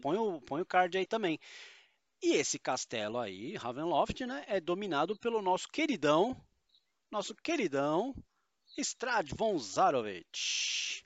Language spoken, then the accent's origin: Portuguese; São Paulo, Brazil; eu sou paulista e palavras com muito R são o nosso calcanhar de Aquiles